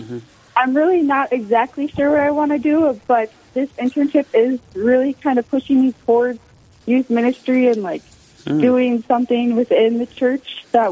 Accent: Wilmot, Minnesota, United States; I'm from Wilmot, Minnesota, which is a small town over by like the South Dakota-Iowa border

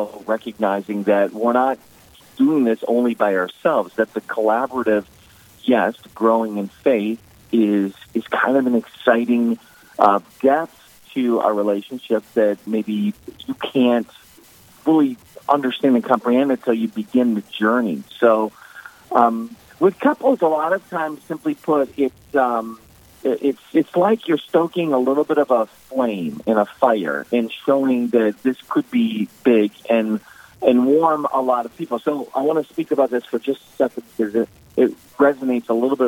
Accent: the Dakotas, United States; now in New York, United States; as a kid growing up in the Dakotas

